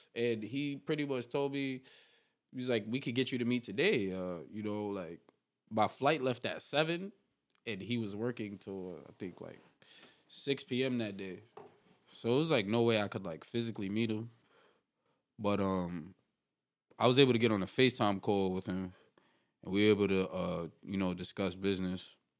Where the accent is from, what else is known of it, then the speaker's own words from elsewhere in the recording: New York City, New York, United States; I'm from New York City, East Harlem. El Barrio, they call it